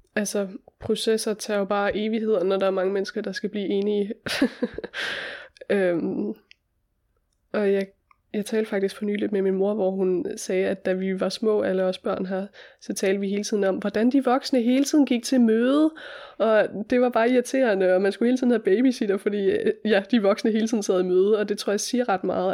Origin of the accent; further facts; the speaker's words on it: Hjortshøj, Central Denmark Region, Denmark; moved away as an adult; also born or lived in Copenhagen / Oaxaca; bor jeg lige nogle måneder her i mit barndomshjem